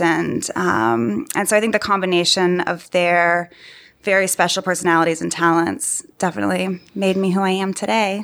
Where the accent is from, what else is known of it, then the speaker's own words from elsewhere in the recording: Austin, Texas, United States; moved away as an adult; now in New York, United States; I'm originally from Austin, Texas, and studied design there at university and moved to New York immediately upon graduating